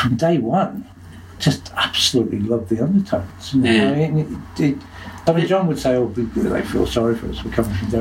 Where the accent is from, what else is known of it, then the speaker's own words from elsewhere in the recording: United Kingdom; I'm a Southerner